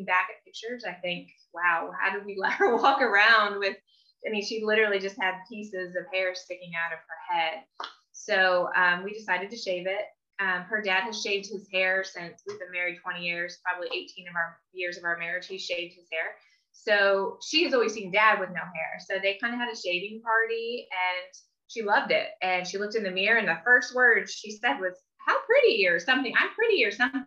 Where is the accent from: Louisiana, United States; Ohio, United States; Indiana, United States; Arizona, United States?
Indiana, United States; moved away as an adult; now in California, United States; We're originally from Indiana, just a little backstory. So I'm in California, my family, everyone I know is in Indiana